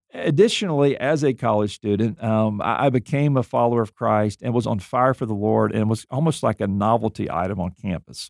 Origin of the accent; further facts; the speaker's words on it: Mobile, Alabama, United States; I grew up in Mobile, Alabama.